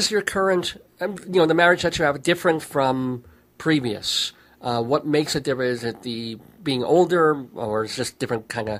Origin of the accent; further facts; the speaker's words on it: New York, United States; moved away as an adult; now in Colorado, United States; I'm an ex-New York boy, and I've only been in Colorado 2 years.